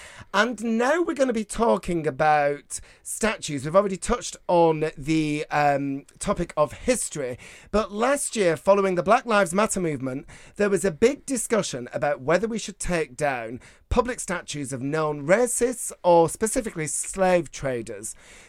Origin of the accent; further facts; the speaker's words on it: Bolton, North West England, United Kingdom; So my hometown of Bolton had a queer history museum, a queer history exhibition